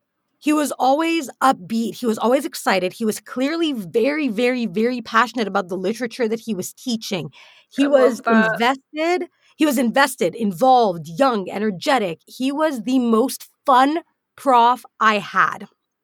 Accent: United Arab Emirates; Now, growing up in the UAE, I never heard of Canadian fiction. In fact, despite being a Canadian citizen throughout my entire upbringing, I did not know that Canadians had their own literature.

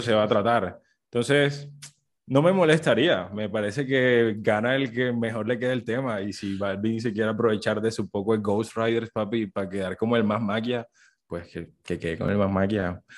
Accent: Colombia; como colombianos

